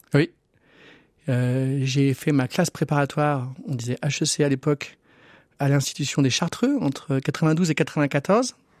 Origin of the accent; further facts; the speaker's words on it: Vienne, Auvergne-Rhône-Alpes, France; now in Lyon, France; quand j'étais jeune à Vienne